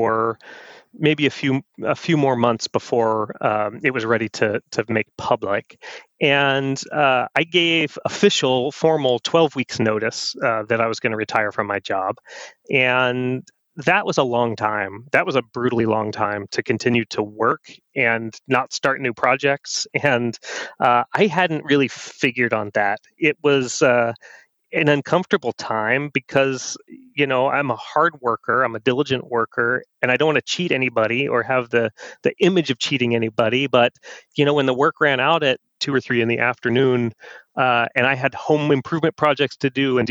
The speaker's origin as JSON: {"language": "English", "region": "Oregon", "country": "United States", "said": "we're from Oregon."}